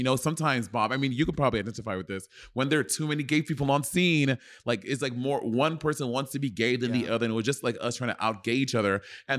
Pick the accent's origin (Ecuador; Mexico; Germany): Ecuador; born there; I was born in Ecuador.